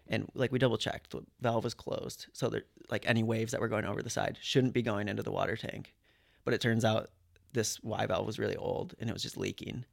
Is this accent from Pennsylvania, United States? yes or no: no; Michigan, United States; moved away as an adult; now in Sydney, Australia